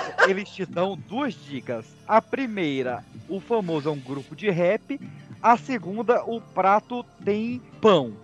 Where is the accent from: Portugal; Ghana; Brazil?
Brazil; Brasília, Federal District; de Brasília, eu nasci em Brasília